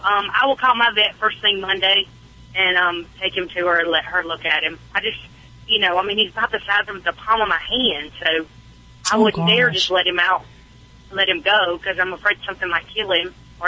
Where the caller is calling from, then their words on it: Nashville, Tennessee, United States; Thank you. Nashville, Tennessee.